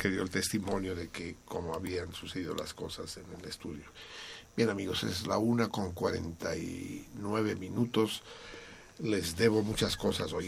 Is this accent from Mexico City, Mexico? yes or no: yes; Mexico City, Mexico; Soy Tenochca y soy del DF